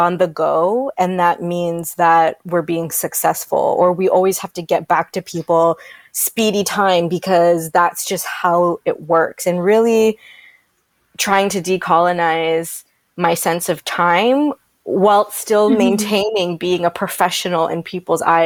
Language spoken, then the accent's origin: English; Toronto, Ontario, Canada; moved away as an adult; now in Vancouver, Canada; I'm from Toronto / the GTA originally